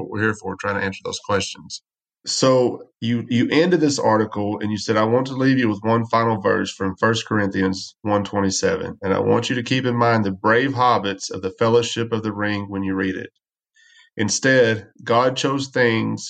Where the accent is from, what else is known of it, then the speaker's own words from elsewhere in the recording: West Texas, United States; I grew up in West Texas